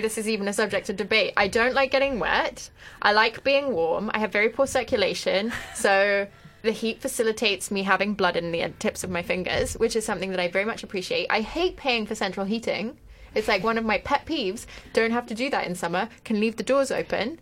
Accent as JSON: {"language": "English", "country": "France", "tie": "born or raised there", "moved": "yes", "said": "I grew up in France"}